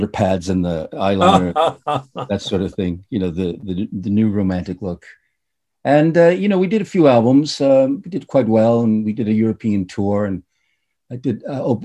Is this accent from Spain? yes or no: no; Reykjavik, Capital Region, Iceland; also born or lived in United States / Ireland; now in Denmark; born and raised in Reykjavik, Iceland